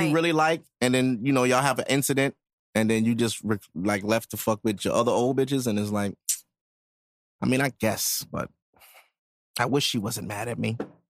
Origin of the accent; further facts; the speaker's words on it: New York City, New York, United States; I'm a New Yorker for real.